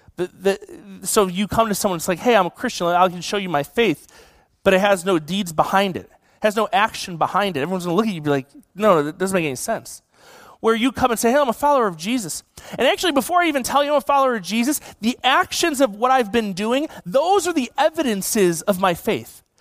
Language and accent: English; Buffalo, New York, United States; now in California, United States; I grew up in Buffalo.